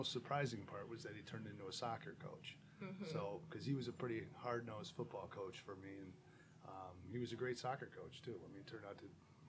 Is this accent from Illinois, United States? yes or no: yes; St. Charles, Illinois, United States; I was born and raised here in St. Charles, and I went to high school at St. Charles East. I live here in St. Charles with my wife